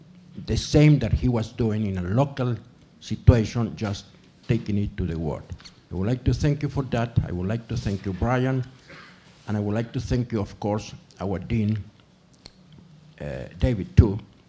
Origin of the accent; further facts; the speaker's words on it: Argentina; I am from Argentina.